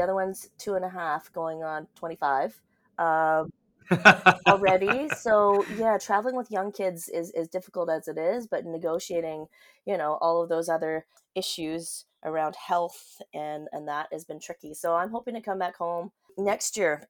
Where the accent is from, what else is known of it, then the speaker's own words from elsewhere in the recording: Vancouver, British Columbia, Canada; now in Auckland, New Zealand; I grew up in Vancouver. I am a city slicker